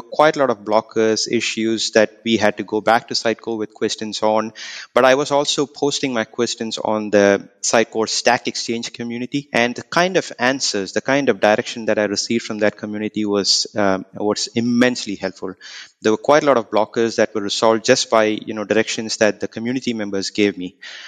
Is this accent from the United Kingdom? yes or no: no; India; now in Auckland, New Zealand; I reside in Auckland, but I'm basically from India